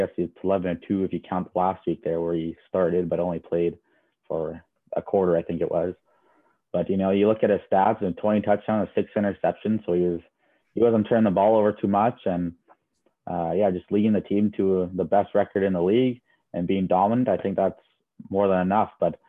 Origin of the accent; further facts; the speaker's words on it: Winnipeg, Manitoba, Canada; I like my hometown Bombers